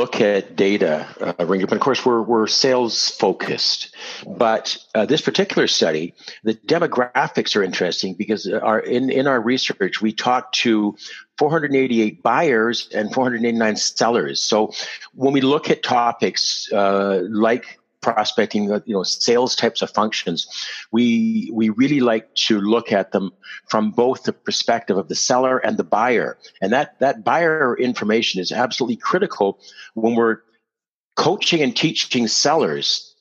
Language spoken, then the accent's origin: English; Canada